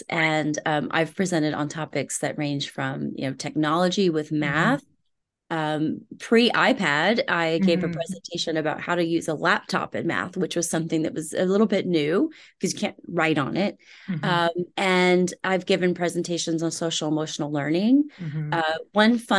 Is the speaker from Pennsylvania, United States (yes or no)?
no; Houston, Texas, United States; Rice University, which is here in my hometown of Houston